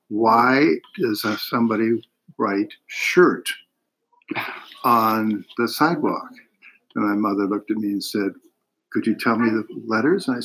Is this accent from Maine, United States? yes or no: no; Chagrin Falls, Ohio, United States; Uh, I grew up in Chagrin Falls, Ohio, which is outside of uh, Cleveland.